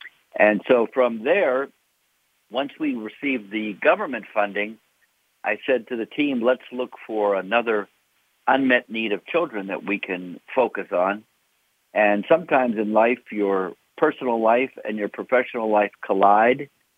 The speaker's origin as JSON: {"language": "English", "town": "Pittsburgh", "region": "Pennsylvania", "country": "United States", "tie": "born or raised there", "said": "Okay. Well, I grew up in Pittsburgh, Pennsylvania. My family had a little bakery, which is located in the heart of Oakland, which is where the universities and the hospitals are."}